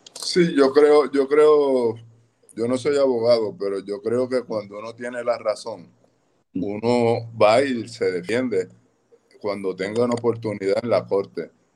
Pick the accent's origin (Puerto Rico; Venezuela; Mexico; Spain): Puerto Rico; also born or lived in Rincón; como puertorriqueño, como profesional